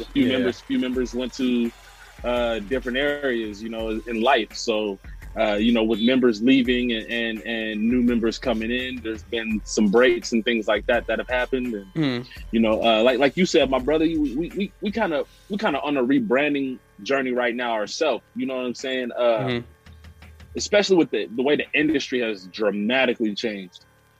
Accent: Brooklyn, New York, United States; You know, we grew up in the Brook together.

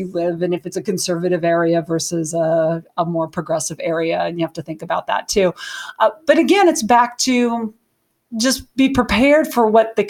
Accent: Montana, United States; So I'm from Montana.

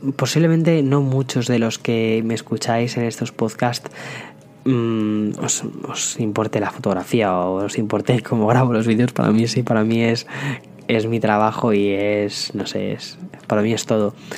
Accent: Spain; como buenos españoles

